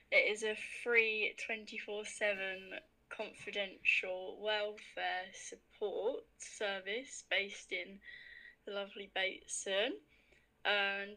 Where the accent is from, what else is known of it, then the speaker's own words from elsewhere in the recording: Hertfordshire, East of England, United Kingdom; I'm from Hertfordshire and I'm a final year law student